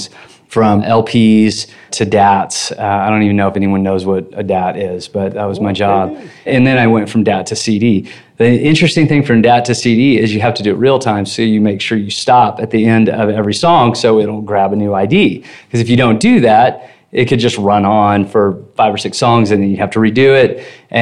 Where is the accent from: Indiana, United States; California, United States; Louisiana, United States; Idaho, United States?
Indiana, United States; Evansville; moved away as an adult; I'm from Evansville, Indiana